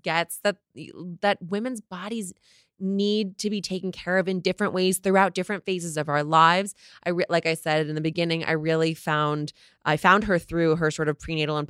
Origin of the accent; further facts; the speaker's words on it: New Jersey, United States; Oh, I grew up in New Jersey.